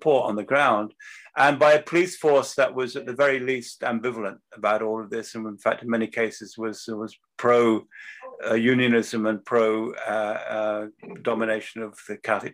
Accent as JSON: {"language": "English", "region": "England", "country": "United Kingdom", "tie": "born or raised there", "also_born_or_lived": "Belfast, Northern Ireland", "moved": "as an adult", "said": "And he and his brother went to England. And that's where I was born. He met my mother, who was from Scotland. And I was born in England. So I went to an English school"}